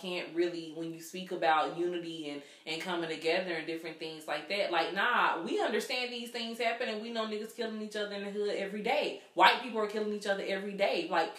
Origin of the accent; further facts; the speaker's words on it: the South, United States; being born and raised in the South